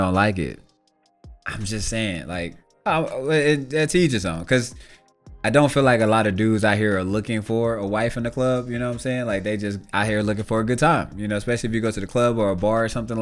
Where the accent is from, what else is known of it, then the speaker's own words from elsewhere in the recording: Shreveport, Louisiana, United States; I grew up in Shreveport, Louisiana